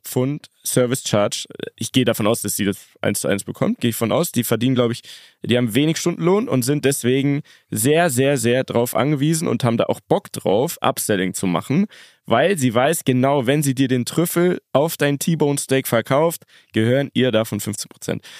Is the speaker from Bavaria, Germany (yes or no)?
yes; Munich, Bavaria, Germany; wir sind aus München